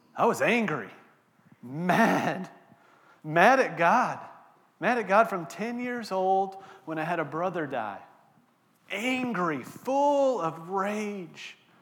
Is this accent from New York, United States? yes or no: no; Texas, United States; moved away; I'm from Texas, born and raised in Texas